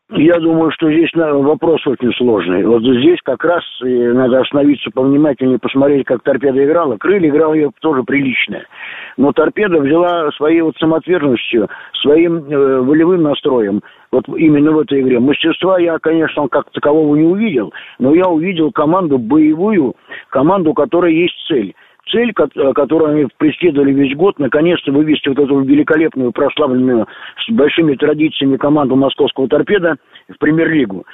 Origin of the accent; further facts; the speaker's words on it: Moscow, Russia; я сам москвич